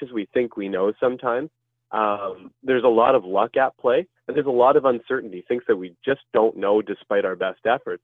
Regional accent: Ottawa, Ontario, Canada; I'm from the Ottawa area

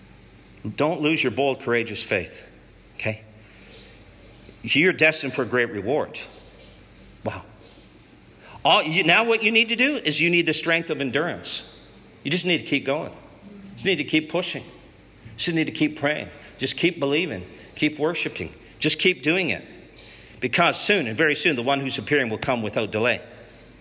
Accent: Canada; We're Canadians

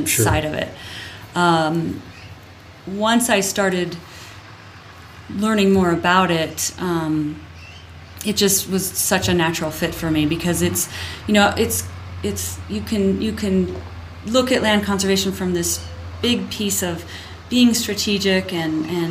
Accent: Littleton, Colorado, United States; also born or lived in Hawaii; now in Crested Butte, United States; I grew up in Littleton. I grew up in Bomar South

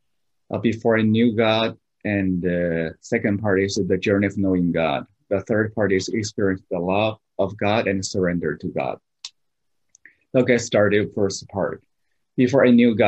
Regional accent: southeast China, China; English is a second language; moved away as an adult; now in Boston, United States; I'm from China, south part of China, southeast part of China

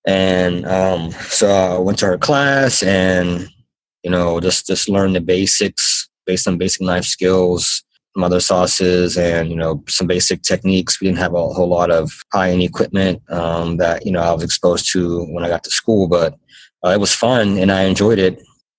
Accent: Pittsburgh, Pennsylvania, United States; and you know I'm from Pittsburgh, and at the time I had a really good job actually in radio.

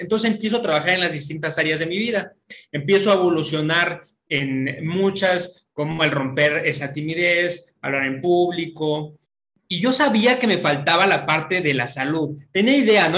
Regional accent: Mexico City, Mexico; also born or lived in Querétaro; soy de la Ciudad de México, ahorita me encuentro en Querétaro

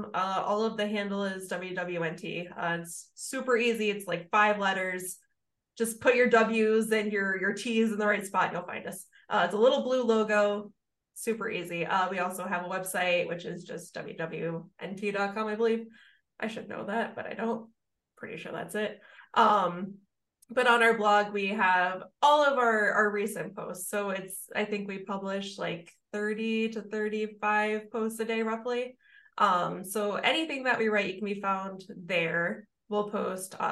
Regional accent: Minnesota, United States; As a Minnesotan

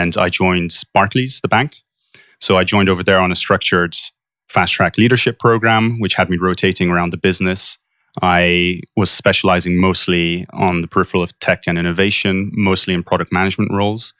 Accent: Poland; moved away as an adult; also born or lived in London, United Kingdom / Warwick, United Kingdom; now in Bay Area, United States; I grew up most of my life in Poland, and I went through the British school system

